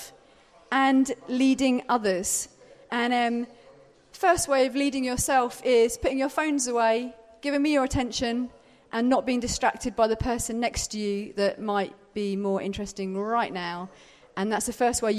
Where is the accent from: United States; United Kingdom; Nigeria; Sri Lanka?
United Kingdom; Brighton, South East England; I'm from Brighton